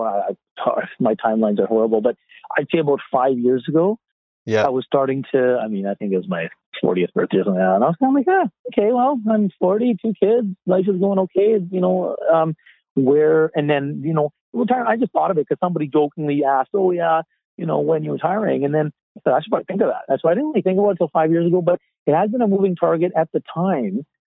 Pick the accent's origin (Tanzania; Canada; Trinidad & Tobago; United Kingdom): Canada; Yarrow, British Columbia; also born or lived in Abbotsford; growing up in Yarrow, moving to Abbotsford to a bigger city